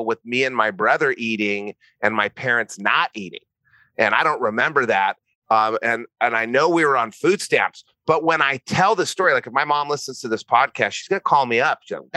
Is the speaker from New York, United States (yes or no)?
no; New Mexico, United States; moved away; also born or lived in Santa Barbara; I'm from New Mexico